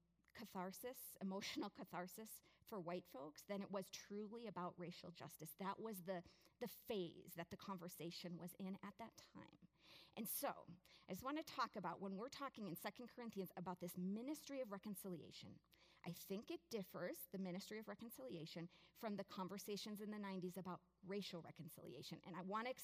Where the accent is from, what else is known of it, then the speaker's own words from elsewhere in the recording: United States; as an American, I'm a citizen of the most powerful country